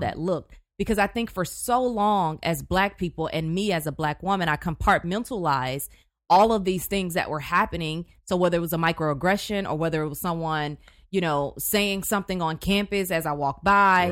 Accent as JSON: {"language": "English", "town": "Houston", "region": "Texas", "country": "United States", "also_born_or_lived": "Chicago / College Station, Texas / Tyler, Texas", "said": "I'm from Houston"}